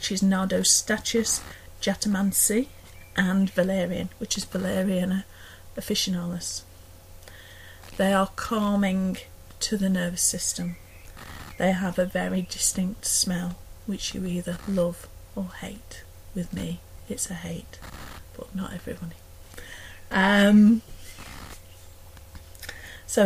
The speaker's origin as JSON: {"language": "English", "area": "Derbyshire", "region": "East Midlands", "country": "United Kingdom", "accent": "Derbyshire", "said": "with my Derbyshire accent you get a very Derbyshire version"}